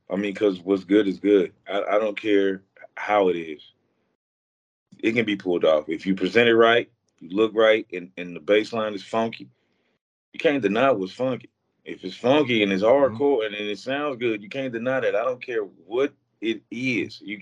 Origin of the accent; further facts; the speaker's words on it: Ruston, Louisiana, United States; also born or lived in Vallejo, California; now in Texas, United States; No, sir. I'm from uh, Ruston, Louisiana, and I also say I'm from Vallejo, California, because I spent so many years in Vallejo, so it's like I'm um, a mixed breed.